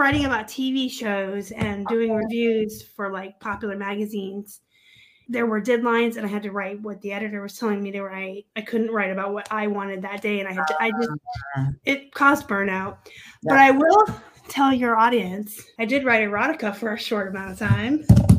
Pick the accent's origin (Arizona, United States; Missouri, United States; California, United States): Arizona, United States; Tucson; also born or lived in Pennsylvania; I kind of want to go home. I'm from Tucson.